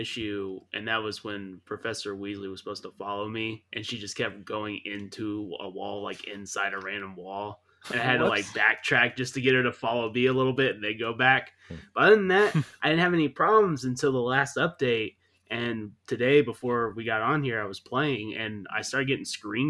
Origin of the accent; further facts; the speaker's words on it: United States; as an American